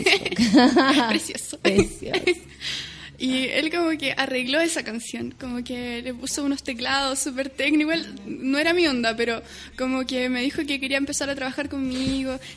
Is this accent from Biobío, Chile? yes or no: yes; Concepción, Biobío, Chile; Sí, soy de Conce, pero muy